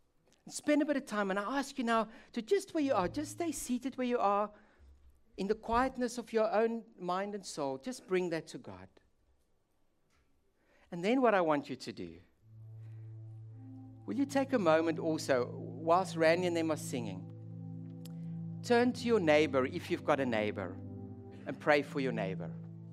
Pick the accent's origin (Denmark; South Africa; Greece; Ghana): South Africa; now in Netherlands; but I'll tell you what we call it where I grew up in South Africa.